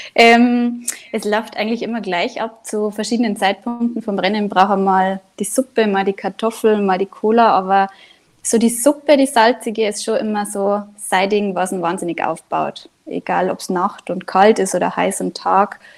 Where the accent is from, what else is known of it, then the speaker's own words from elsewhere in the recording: Inzell, Bavaria, Germany; now in Ruhpolding, Germany; Ich bin ursprünglich aus dem Nachbardorf, aus Inzell